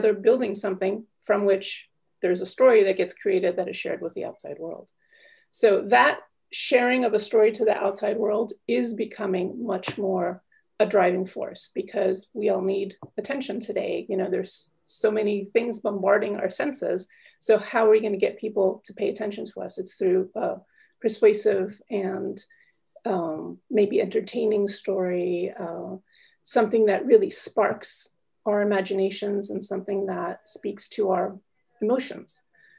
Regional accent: United States; now in Paris, France; I'm calling in from Paris, France. Although I'm American, but I've been living here for 18 years now.

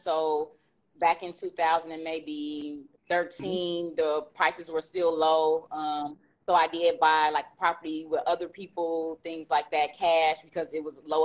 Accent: Chicago, Illinois, United States; I am from Chicago

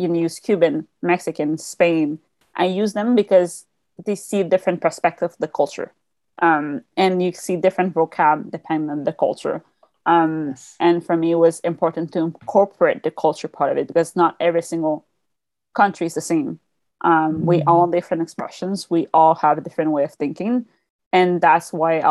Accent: Quebec, Canada; English is a second language; I'm from the Quebec side of Canada. So we speak French. The main language is French here

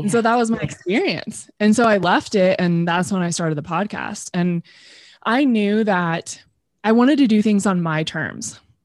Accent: Temecula, California, United States; also born or lived in Los Angeles; I grew up in Temecula, which is in Southern California

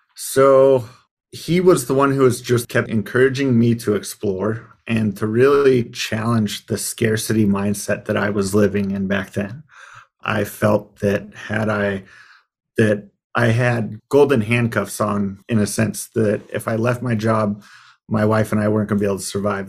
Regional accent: Arizona, United States; when I moved back to where I grew up in Arizona

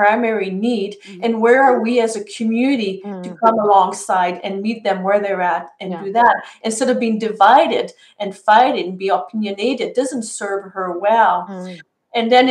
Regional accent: Canada; I'm from Canadian.

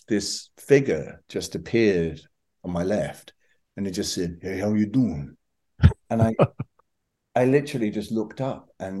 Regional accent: Scotland, United Kingdom; And, I'm from Scotland. This is not something that's easy to say.

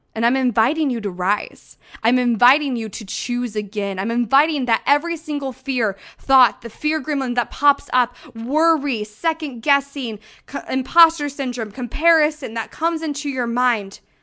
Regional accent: St. Louis, Missouri, United States; now in Denver, United States; my hometown

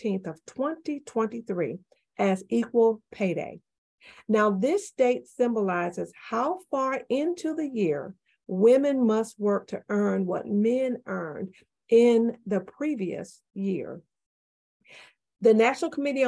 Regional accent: the Florida Panhandle, United States; also born or lived in Ohio; now in Memphis, United States; I grew up in the panhandle of Florida

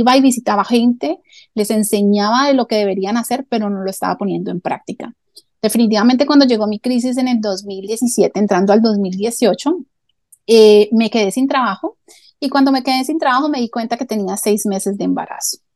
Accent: Colombia; now in United States; soy colombiana, ¿ok? … Eh, y bueno, ya llevo más de 26 años viviendo aquí en Estados Unidos

